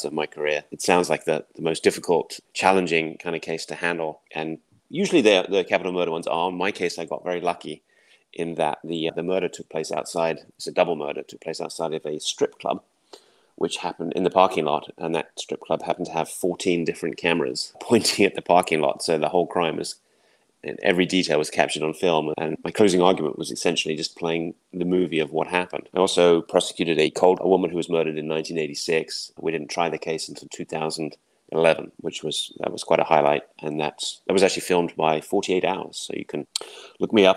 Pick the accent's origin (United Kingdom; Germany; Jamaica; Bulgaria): United Kingdom; England; moved away as an adult; also born or lived in North Carolina / Dallas, Texas; now in Austin, United States; originally I'm from England